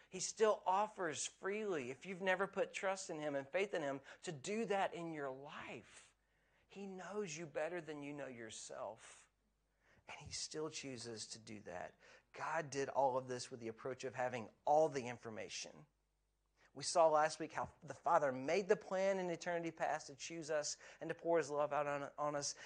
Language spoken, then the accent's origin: English; United States; now in Scotland; where I grew up in America